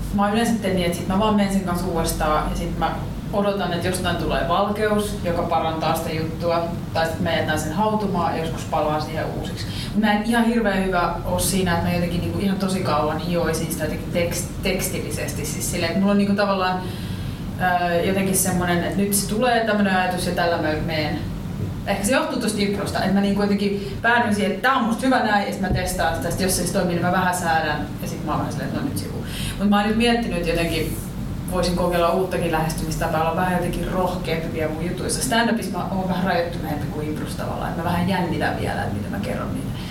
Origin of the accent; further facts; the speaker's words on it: Riihimäki, Kanta-Häme, Finland; now in Helsinki, Finland; mä oon Riihimäeltä tai asun Helsingin, mutta mä oon Riihimäeltä